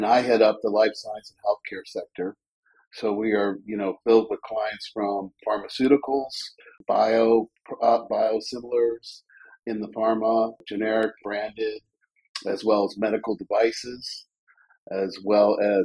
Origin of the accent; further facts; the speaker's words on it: Mentor, Ohio, United States; also born or lived in Cleveland, Ohio; now in Columbus, United States; I'm from Cleveland, Ohio, a little town of Mentor, Ohio, right on Lake Erie. And I went to Lake Catholic Mentor High School